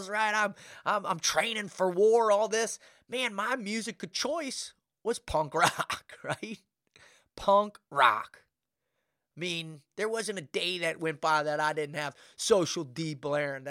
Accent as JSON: {"language": "English", "region": "South Florida", "country": "United States", "tie": "born or raised there", "said": "growing up in South Florida"}